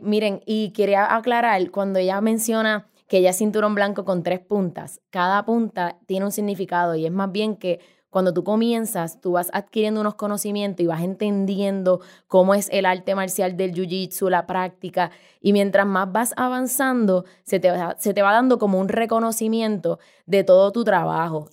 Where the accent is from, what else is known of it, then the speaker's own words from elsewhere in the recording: San Juan, Puerto Rico; Yo nací y crecí en San Juan, Puerto Rico, este hermoso archipiélago